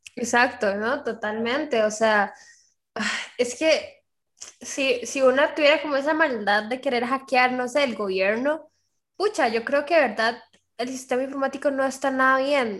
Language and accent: Spanish; Costa Rica; aquí en Costa Rica